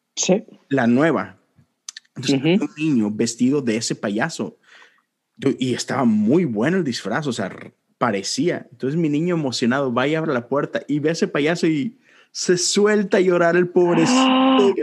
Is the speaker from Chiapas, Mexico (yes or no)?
no; Monterrey, Nuevo León, Mexico; crecí en México, en Monterrey